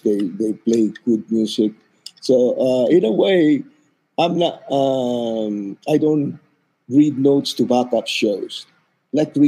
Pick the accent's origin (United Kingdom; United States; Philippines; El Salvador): Philippines